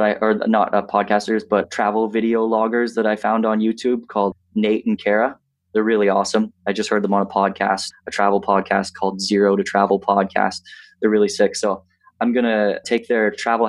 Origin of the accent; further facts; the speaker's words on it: 20 minutes outside of Lindsay, Ontario, Canada; also born or lived in Toronto, Canada; I grew up 20 minutes outside of Lindsay, Ontario